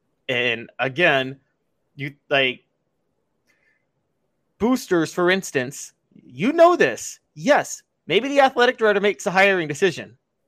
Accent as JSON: {"language": "English", "town": "Memphis", "region": "Tennessee", "country": "United States", "tie": "born or raised there", "said": "growing up in Memphis"}